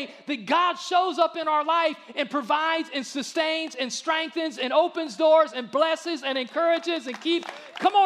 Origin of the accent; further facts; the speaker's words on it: Akron, Ohio, United States; moved away; I'm from Akron